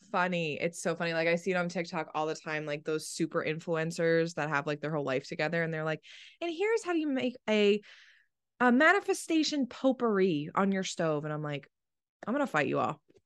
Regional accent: East Coast, United States; I grew up on the East Coast

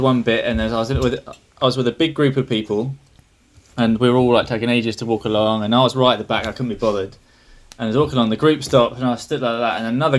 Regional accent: Essex, near Elsenham, East of England, United Kingdom; I'm from Essex.

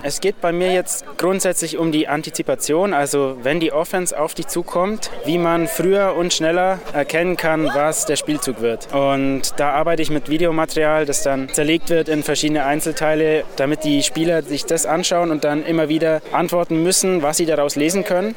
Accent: Augsburg, Bavaria, Germany; ich komme aus Augsburg

